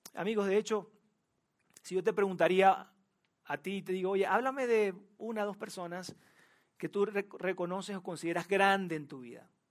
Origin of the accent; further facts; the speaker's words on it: Venezuela; moved away as an adult; also born or lived in Monterrey, Mexico; now in Mexico City, Mexico; yo nací en Venezuela, o quizás ya lo descubriste por mi acento